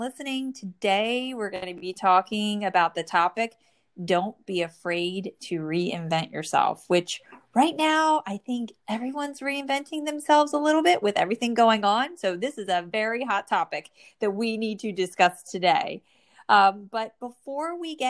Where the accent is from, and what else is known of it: New Jersey, United States; born or raised there